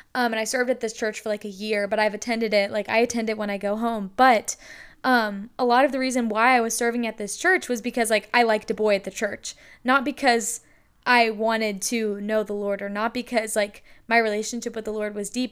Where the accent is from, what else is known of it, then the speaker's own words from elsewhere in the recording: North Carolina, United States; also born or lived in Lynchburg, Virginia; I am from North Carolina.